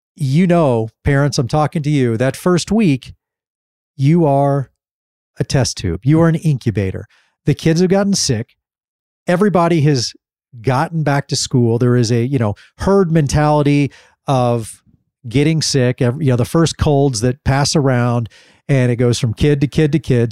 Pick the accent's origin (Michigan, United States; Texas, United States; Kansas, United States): Texas, United States; Dallas; growing up in, uh, in Dallas, Texas